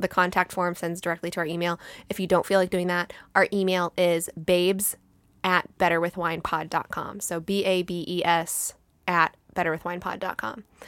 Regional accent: United States; we're American

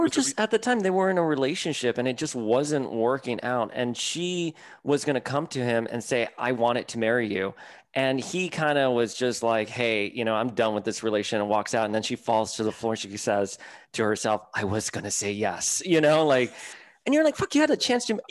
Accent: Miami, Florida, United States; I grew up in Miami, con mi abuela on Calle Ocho

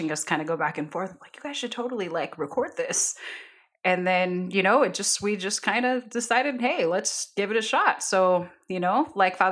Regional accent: Bay Area, California, United States; also born or lived in Honduras / San Francisco; now in Sacramento, United States; grew up in the Bay

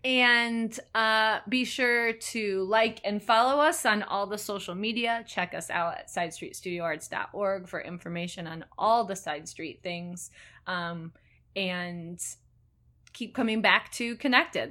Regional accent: Elgin, Illinois, United States; growing up in Elgin

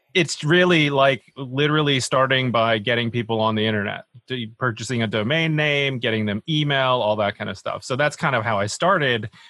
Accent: Alabama, United States; moved away as an adult; also born or lived in Boston; now in United Kingdom; I was born and raised in Alabama, of all places.

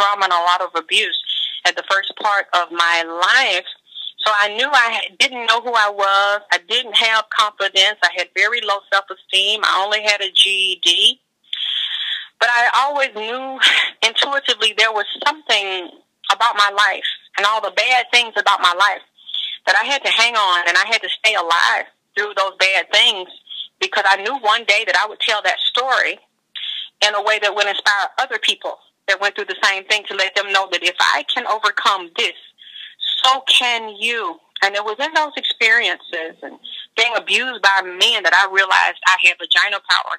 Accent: Georgia, United States; moved away; I came from Georgia, a very repressed spiritual and religious background

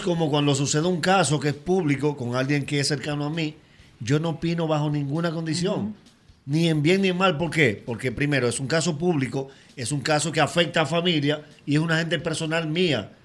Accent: El Factor, María Trinidad Sánchez, Dominican Republic; moved away; Yo soy de un municipio que se llama El Factor lo que pasa es que Nagua es el municipio cabecera, pero cuando yo salí de allá, no éramos municipio todavía

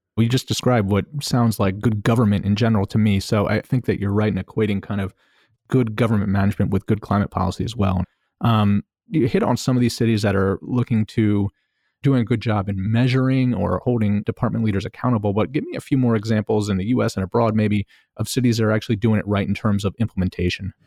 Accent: Baltimore, Maryland, United States; also born or lived in New York; I'm from Baltimore City and, uh, lived here most of my life, most of my adult life

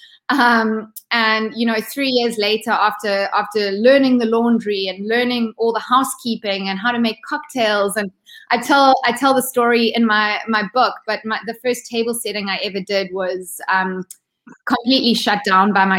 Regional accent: Ballito, KwaZulu-Natal, South Africa; moved away as an adult; also born or lived in United States; So I grew up in South Africa. In a small little coastal town called Belito. It's in Durban, so it's on the east coast of South Africa

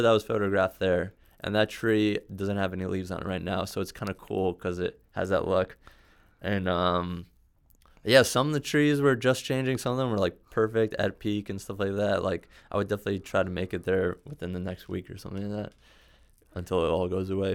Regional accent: New York City, New York, United States; moved away; also born or lived in Bronx; I was born in Manhattan. I, I, I spent some time in the Bronx when I was younger

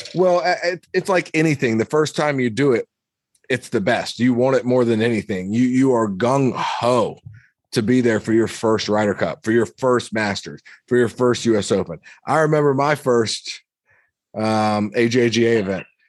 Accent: United States; I'm an American

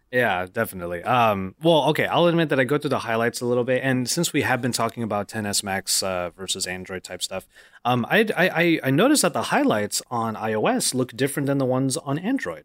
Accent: Philippines; I'm Filipino

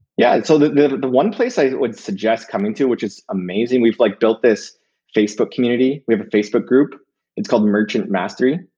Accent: Canada; we're Canadian

